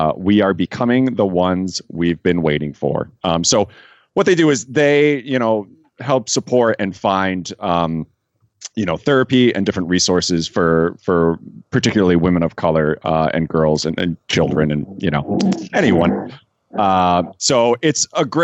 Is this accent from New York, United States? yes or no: yes; New York, United States; now in Chicago, United States; I'm from New York